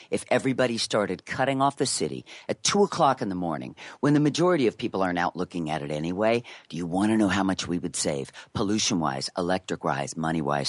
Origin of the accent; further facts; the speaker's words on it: New York City, New York, United States; also born or lived in Greenwich Village, New York City; I grew up Upper West on the Park